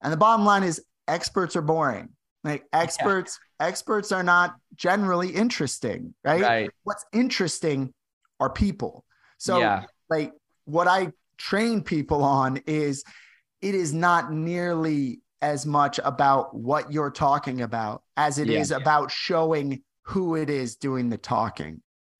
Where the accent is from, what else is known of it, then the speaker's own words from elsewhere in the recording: St. Louis, Missouri, United States; moved away as an adult; now in Ontario, Canada; I'm a kid from St. Louis. So this is like my second winter up in Canada.